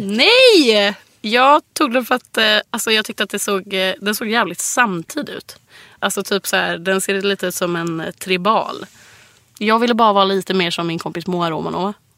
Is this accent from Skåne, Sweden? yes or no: no; Gothenburg, Västra Götaland, Sweden; moved away; hemma i Göteborg